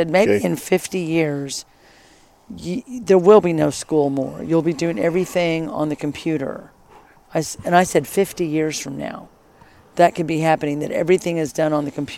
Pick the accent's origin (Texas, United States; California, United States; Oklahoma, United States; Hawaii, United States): Oklahoma, United States; Oklahoma City; I grew up in Oklahoma City. Grew up in Oklahoma City. Went to Putnam Heights Elementary and then Harding Middle School and Northwest Classen High School